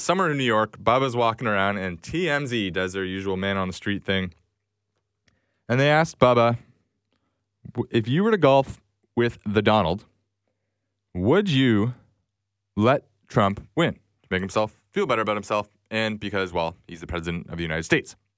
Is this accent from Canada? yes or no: yes; Canada; as a Canadian